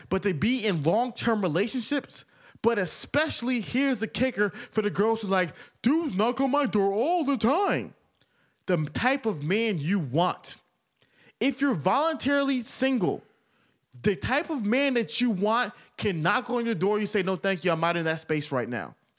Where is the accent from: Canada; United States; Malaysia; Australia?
United States; Atlanta, Georgia; I'm from Atlanta.